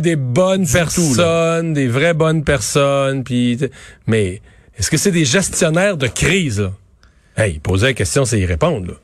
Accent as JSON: {"language": "French", "town": "Rivière-du-Loup", "region": "Quebec", "country": "Canada", "said": "on arrivait de Rivière-du-Loup"}